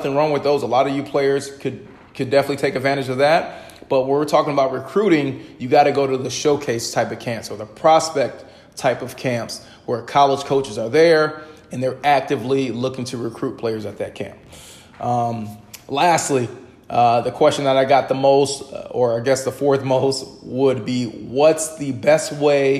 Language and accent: English; Midwest, United States; now in East Coast, United States; I'm originally from the Midwest